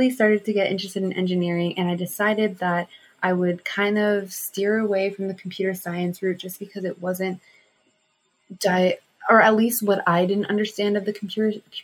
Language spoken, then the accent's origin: English; Southern California, United States; growing up in Southern California with a huge traffic problem